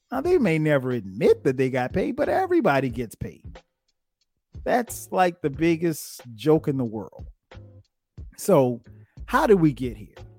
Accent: Florence, South Carolina, United States; going back home to my hometown of Florence, South Carolina

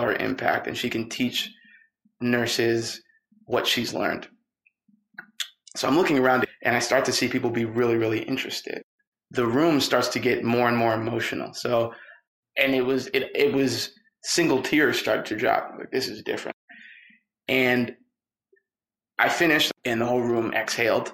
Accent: New Hampshire, United States; I'm from New Hampshire.

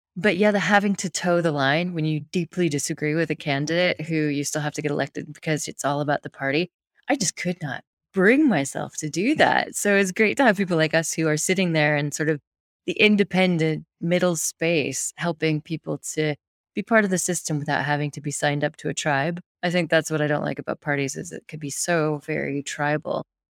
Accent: United States; being American

